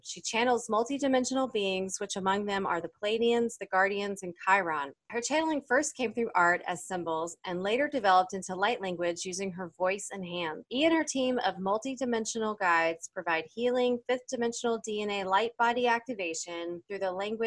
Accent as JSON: {"language": "English", "region": "North Carolina", "country": "United States", "tie": "born or raised there", "said": "my hometown in North Carolina"}